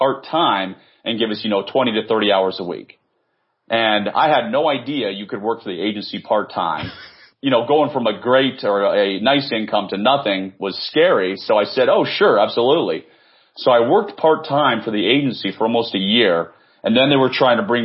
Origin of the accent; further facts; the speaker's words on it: Washington, District of Columbia, United States; born and raised in the Washington, D.C. area